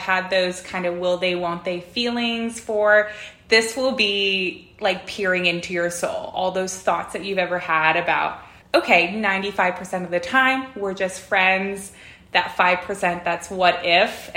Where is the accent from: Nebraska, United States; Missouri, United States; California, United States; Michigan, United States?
California, United States; moved away as an adult; now in Dallas, United States; born and raised in California